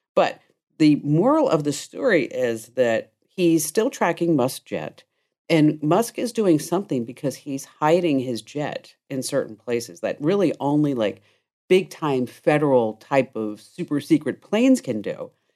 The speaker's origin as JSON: {"language": "English", "town": "Watchung", "region": "New Jersey", "country": "United States", "tie": "born or raised there", "said": "this is where I grew up on Johnston Drive in Watchung, New Jersey."}